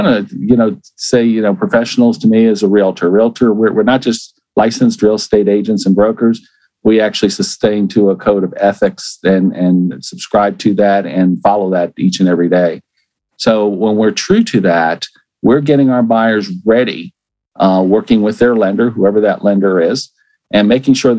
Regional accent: Miami, Florida, United States; also born or lived in Tennessee; I am a native Floridian. I was born and raised in Miami

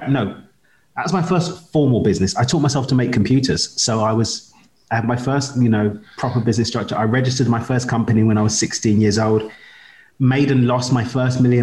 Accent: London, United Kingdom; moved away; I'm from East London in the UK, but I call Carbo home

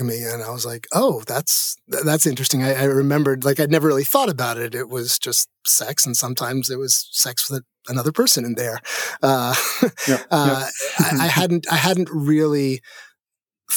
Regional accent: New York City, New York, United States; I grew up in New York City

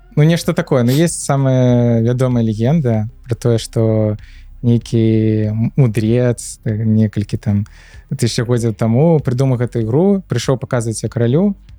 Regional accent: Minsk, Belarus; moved away as an adult; also born or lived in Georgia; now in Poland; нарадзіўся менску так. і жыў усё жыццё до 22 -го году менску

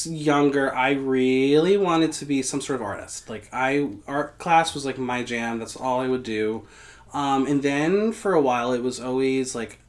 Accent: Mahwah, New Jersey, United States; moved away as an adult; also born or lived in Boston, Massachusetts; I am originally from Mahwah, New Jersey.

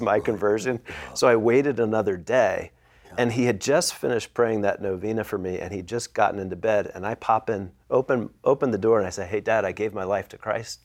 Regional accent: Philadelphia, Pennsylvania, United States; I'm from the Philadelphia area

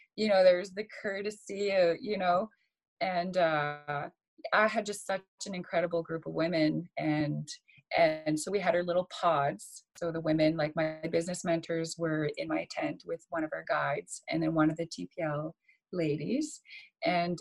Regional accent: Saskatchewan, Canada; moved away as an adult; me having moved back to Saskatchewan, I was living back with my parents in a small town.

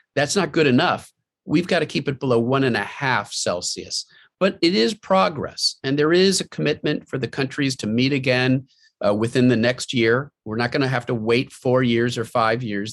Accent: Pennsylvania, United States; my home state of Pennsylvania

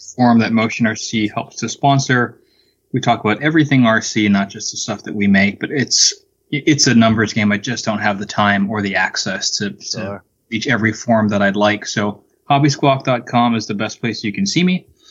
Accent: Hawaii, United States; also born or lived in Alaska; growing up in Hawaii, working at Pearl Harbor

